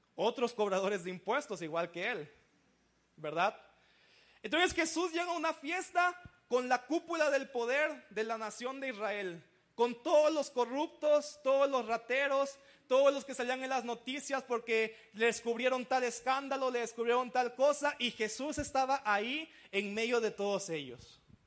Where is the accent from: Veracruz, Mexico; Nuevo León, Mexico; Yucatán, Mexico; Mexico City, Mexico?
Veracruz, Mexico; Yo soy de Veracruz, soy costeño también, como camarón en las mañanas y todo eso